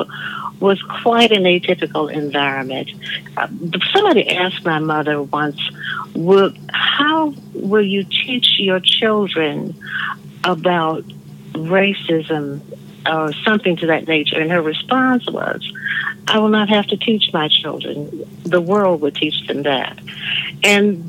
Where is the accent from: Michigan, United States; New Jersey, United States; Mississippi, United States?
Mississippi, United States; the world in which I grew to know as Mississippi